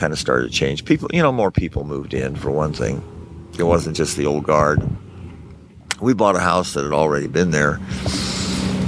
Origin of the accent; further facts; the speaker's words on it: Nevada City, California, United States; also born or lived in Auburn, California; I was born in Auburn, and I lived in Nevada City until I was 14